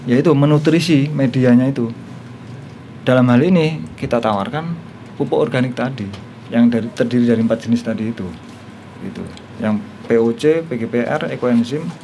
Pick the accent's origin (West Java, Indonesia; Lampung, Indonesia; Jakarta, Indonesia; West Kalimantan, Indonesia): West Kalimantan, Indonesia; Sekadau; Oh, saya asal Sekadau.